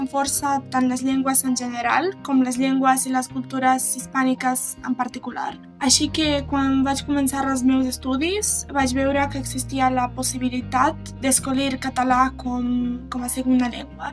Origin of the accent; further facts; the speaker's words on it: Serbia; Catalan is a second language; moved away as an adult; now in Belgrade, Serbia; sóc de Kusieric, un poble a l'oest de Sèrbia